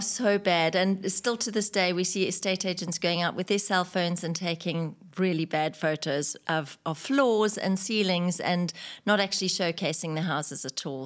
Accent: Victoria Falls, Matabeleland North, Zimbabwe; moved away as an adult; also born or lived in United Kingdom; now in United Arab Emirates; I was in the travelin' tourism industry in my hometown in Victoria Falls in Zimbabwe

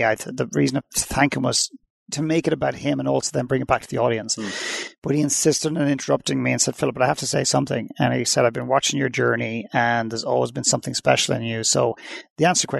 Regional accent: Dublin, Leinster, Ireland; moved away; I went back to Dublin in Ireland where I'm originally from

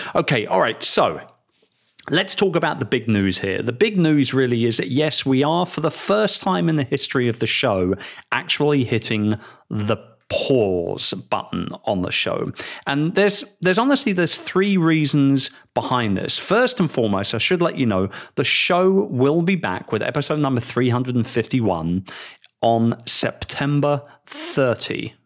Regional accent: London, United Kingdom; moved away as an adult; also born or lived in Philippines; my hometown, London, England

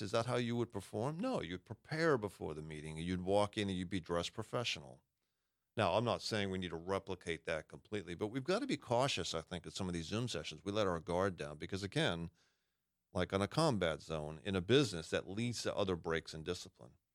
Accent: Massachusetts, United States; I'm a masshole. I grew up in Massachusetts

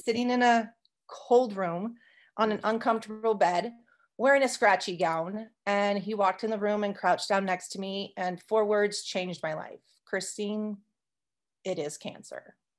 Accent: California, United States; also born or lived in Arizona; now in Montana, United States; I grew up in California and I lived in Arizona before moving here about five, six years ago

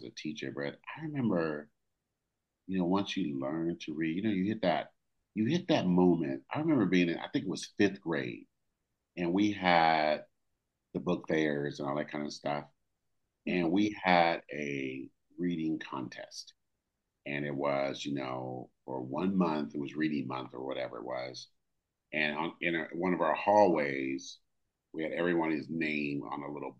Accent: Oakland, California, United States; I grew up in California, Oakland, California

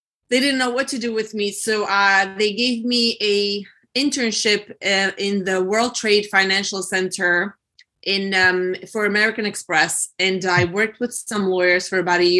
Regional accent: Romania; now in New York City, United States; Born and raised in Romania, communist Romania at the time

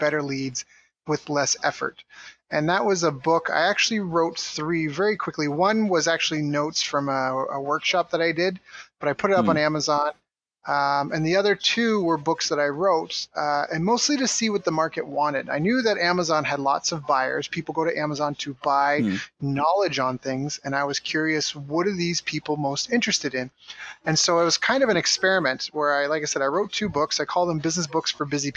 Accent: Canada; moved away as an adult; also born or lived in Tokyo, Japan / San Diego, United States; I was in my hometown, and I really wanted to leave. I'd already lived in Tokyo, and I lived in other cities around Canada

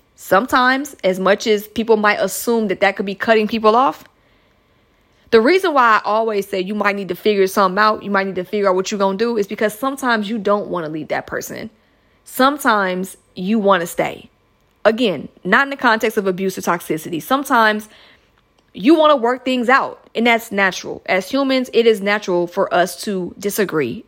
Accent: United States; my home country listeners out here in the United States of America

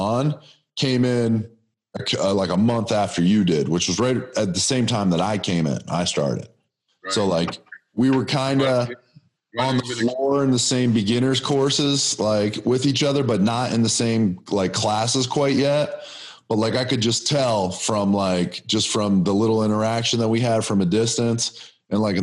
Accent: Erie, United States; I'm from Erie

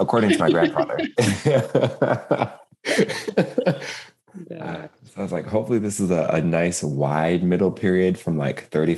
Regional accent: Seattle, Washington, United States; moved away; also born or lived in Spokane / Lapwai; I'm over here on the coast in my birthplace

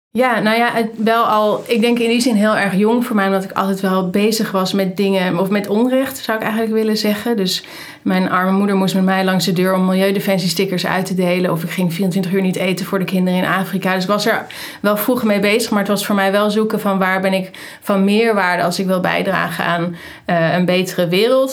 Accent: Amsterdam, North Holland, Netherlands; moved away as an adult; also born or lived in North Brabant; ik ben geboren in Amsterdam.

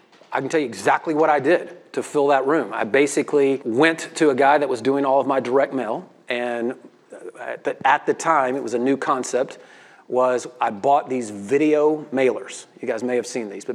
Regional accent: Memphis, Tennessee, United States; I'm a redneck from Memphis, Tennessee

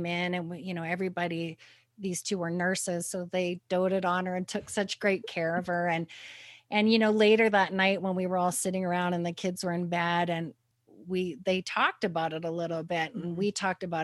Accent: Canada; moved away; I'm originally from Canada, and so we like to go back every summer

